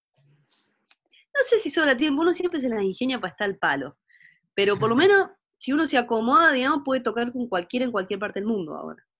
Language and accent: Spanish; Córdoba, Argentina; also born or lived in Germany; now in Unquillo, Argentina; mi toda mi, mi, escuela, digamos, transcurrió en Córdoba